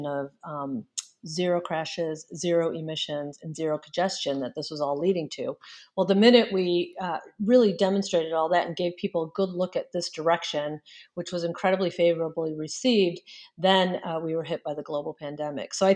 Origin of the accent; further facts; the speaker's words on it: Detroit, Michigan, United States; moved away as an adult; I am actually from the Detroit area. I grew up around here